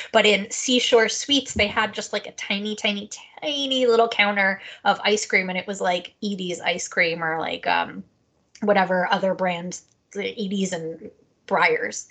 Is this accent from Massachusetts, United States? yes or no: no; New Jersey, United States; my home state of New Jersey